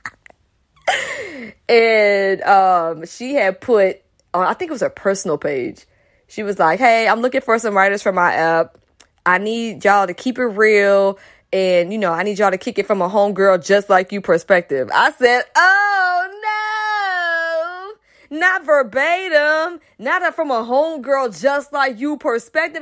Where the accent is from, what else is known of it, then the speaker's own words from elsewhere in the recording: Atlanta, Georgia, United States; I'm from Atlanta. And mostly the, in the place I grew up in was an all-black area